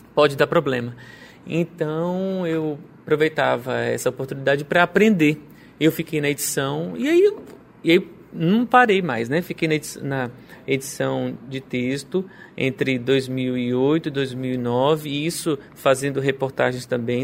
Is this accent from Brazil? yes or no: yes; Araguaína, Tocantins, Brazil; eu sou de Araguaína